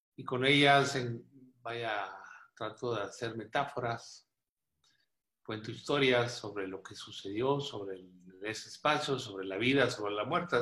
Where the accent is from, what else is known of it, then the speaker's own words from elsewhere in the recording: Monclova, Coahuila, Mexico; also born or lived in Monterrey, Nuevo León / Mexico City; Yo nací en Monclova y he vivido en Coahuila y Monterrey por muchos años